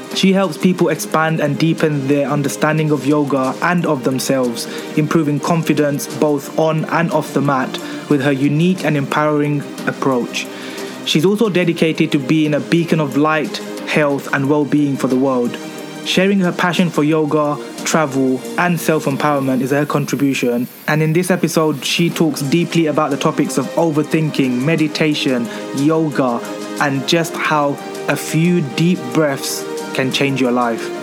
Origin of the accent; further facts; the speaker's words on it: France; accent: French; my French accent